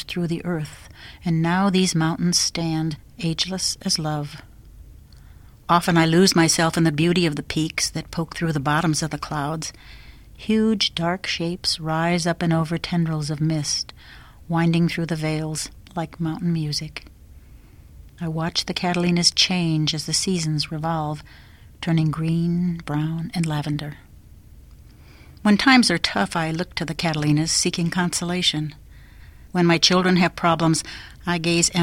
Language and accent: English; South Dakota, United States; now in Arizona, United States; I grew up in South Dakota